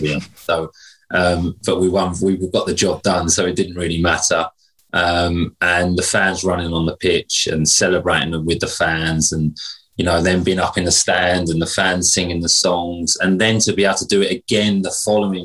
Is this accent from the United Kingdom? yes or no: yes; Hastings, South East England, United Kingdom; growing up in Hastings, local, you know, Sussex boy